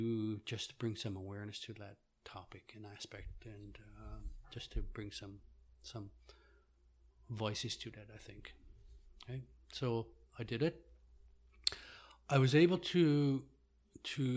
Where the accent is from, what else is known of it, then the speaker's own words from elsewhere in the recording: Happy Valley-Goose Bay, Newfoundland and Labrador, Canada; moved away as an adult; also born or lived in Rigolet, Labrador / Kingston, Ontario; now in Ottawa, Canada; I'm originally from Labrador in the Nunatsiavut. My community is Rigolet. I lived there for the first probably 6-7 years of my life. And then my parents moved to Happy Valley Goose Bay in Labrador. And that's where I spent most of my time growing up